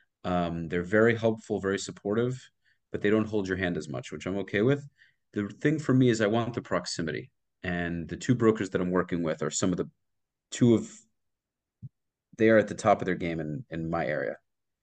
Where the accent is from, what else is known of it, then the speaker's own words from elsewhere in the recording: Brooklyn, New York, United States; Like I said, I'm originally from Brooklyn. I moved here 5 years ago.